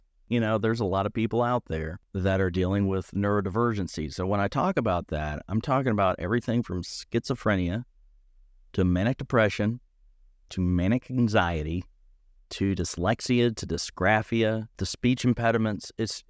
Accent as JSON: {"language": "English", "region": "Tennessee", "country": "United States", "tie": "born or raised there", "said": "growing up in East Tennessee, being a theater student, you can imagine"}